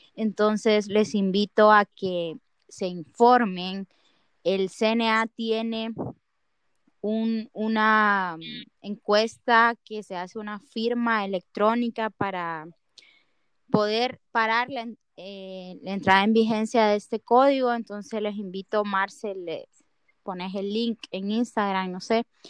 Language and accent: Spanish; Honduras; como hondureños, nos queda afrontar esto